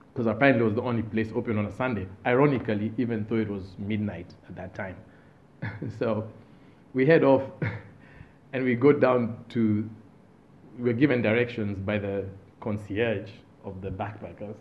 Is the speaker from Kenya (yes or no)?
yes; Kenya; moved away as an adult; where are you from? And I say, Kenya